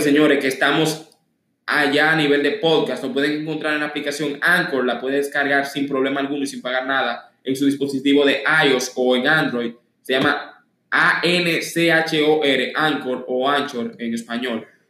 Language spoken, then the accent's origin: Spanish; Dominican Republic; Aquí mismo en la República Dominicana